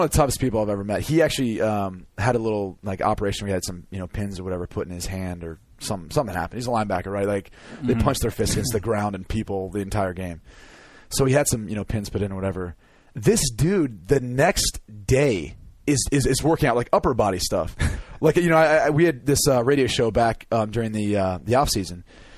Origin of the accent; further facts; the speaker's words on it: Midwest, United States; I'm from the Midwest